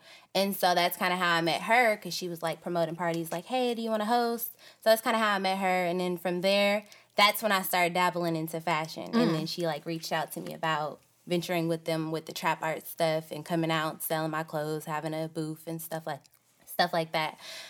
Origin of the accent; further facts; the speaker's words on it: Antioch, California, United States; also born or lived in Richmond, California; I'm from Richmond, California, but okay. I damn near was raised in Antioch.